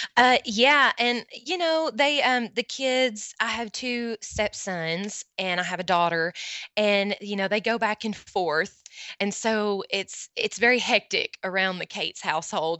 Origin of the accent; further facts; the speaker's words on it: Morristown, Tennessee, United States; My hometown is Morristown, Tennessee